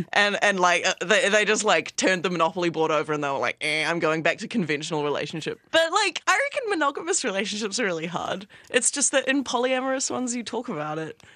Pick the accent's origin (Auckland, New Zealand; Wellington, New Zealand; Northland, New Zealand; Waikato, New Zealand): Wellington, New Zealand; moved away as an adult; now in Melbourne, Australia; I live in Melbourne. I've lived here for about a year, and I'm from Wellington, New Zealand.